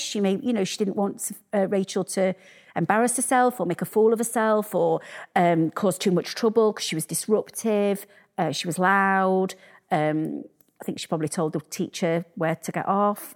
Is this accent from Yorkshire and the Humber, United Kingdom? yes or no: yes; Sheffield, Yorkshire and the Humber, United Kingdom; I'm from Sheffield